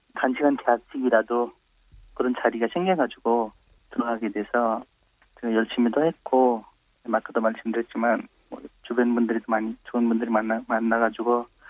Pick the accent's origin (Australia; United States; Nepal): Nepal; Korean is a second language; moved away as an adult; also born or lived in India; now in South Korea; 저는 어, 네팔에서 온